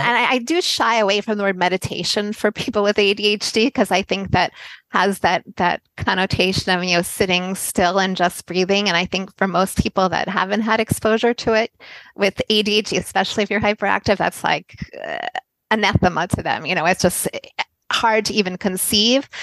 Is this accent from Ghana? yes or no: no; United States; moved away as an adult; also born or lived in Tel Aviv, Israel; I'm American. We did I did grow up in America and I lived here for the first 30 years of my life